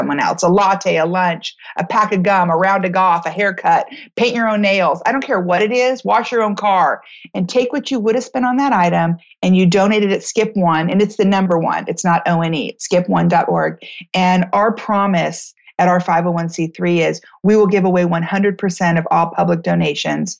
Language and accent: English; United States; I'm from America